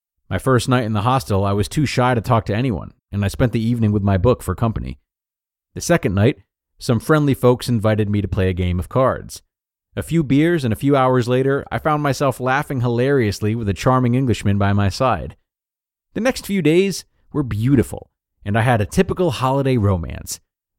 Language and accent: English; United States; moved away as an adult; now in Australia; I'm American, but I've been living in Australia since my early 20s.